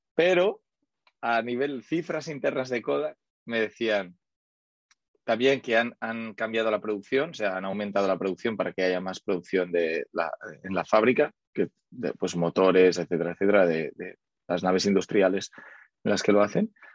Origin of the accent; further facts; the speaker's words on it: Barcelona, Catalonia, Spain; also born or lived in United States; yo soy de Barcelona